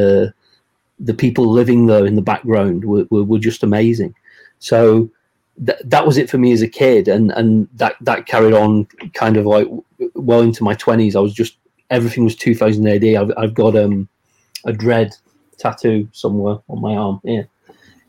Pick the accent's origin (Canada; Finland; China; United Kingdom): United Kingdom; England; I grew up here in England